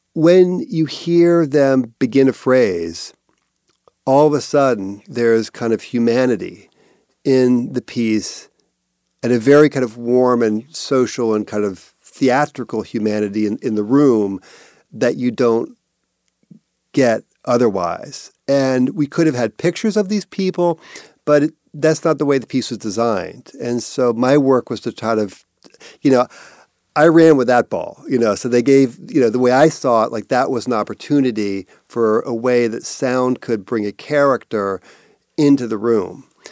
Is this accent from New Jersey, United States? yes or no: no; Cambridge, Massachusetts, United States; also born or lived in Salem, Massachusetts; I was born in Cambridge